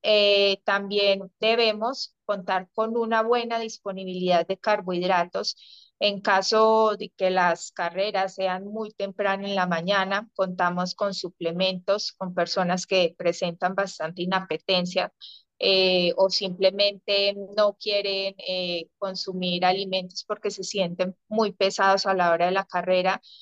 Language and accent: Spanish; Colombia; also born or lived in Spain; soy obviamente colombiana